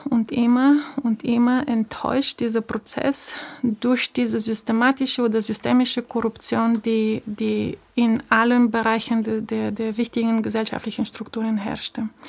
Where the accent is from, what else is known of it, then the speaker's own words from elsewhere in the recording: Bulgaria; moved away as an adult; ich bin 78 in Bulgarien geboren. Ich war elf, als die Wende kam. Mit 21 habe ich das Land verlassen.